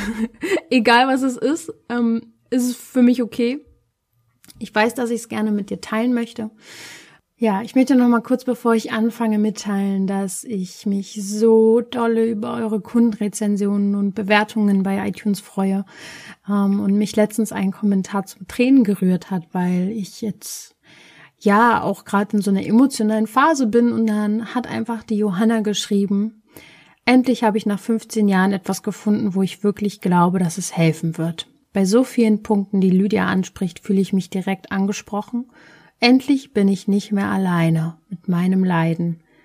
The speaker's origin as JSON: {"language": "German", "region": "Berlin", "country": "Germany", "said": "ich komme aus Berlin"}